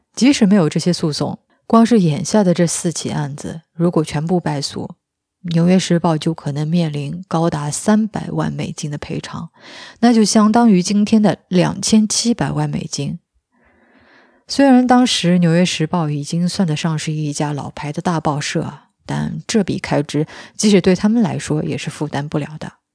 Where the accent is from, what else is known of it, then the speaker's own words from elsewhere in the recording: China; 我们中国人